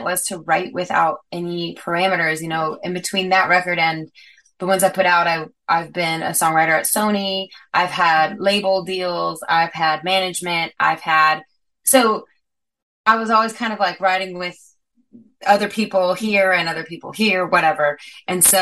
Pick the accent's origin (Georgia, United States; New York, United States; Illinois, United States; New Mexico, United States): New Mexico, United States; Las Cruces; moved away; also born or lived in Texas; I'm from Las Cruces, New Mexico